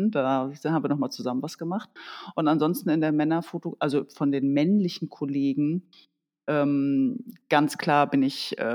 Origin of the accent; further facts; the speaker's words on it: Germany; moved away as an adult; now in Bremen, Germany; Äh, bis ich 18 war. Dann kam, dann kam diese Grenzwendung und ich bin dort im Sportjahr groß geworden, habe Handball gespielt und äh, bin dann hier nach Bremen gekommen